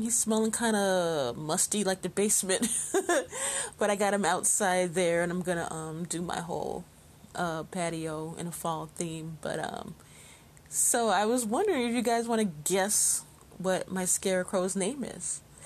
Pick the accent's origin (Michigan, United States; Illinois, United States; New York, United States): Illinois, United States; Chicago; Chicago, my hometown